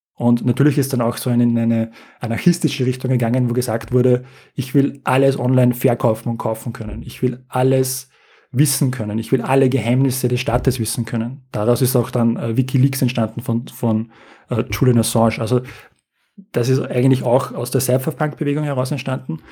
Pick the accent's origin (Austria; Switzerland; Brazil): Austria; Also wir als Europäer, als Österreicher